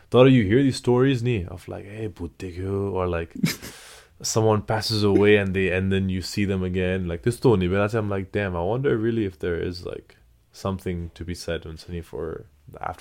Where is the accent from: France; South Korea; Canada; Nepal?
Nepal; Kathmandu, Bagmati; English is a second language; now in United States; it was a big change from … born and raised in Kathmandu. It was a big change going to going to the U.S.